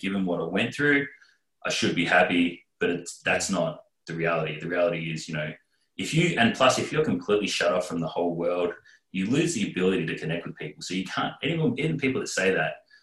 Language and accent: English; Australia; as an Australian representative